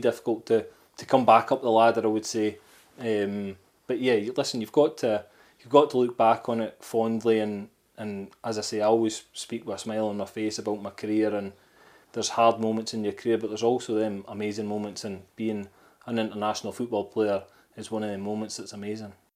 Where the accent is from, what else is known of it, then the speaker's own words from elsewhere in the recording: Scotland, United Kingdom; I'm Scottish